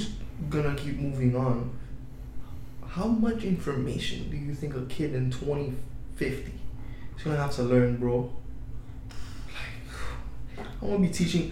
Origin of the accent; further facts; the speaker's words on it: Haiti; moved away; I grew up in Haiti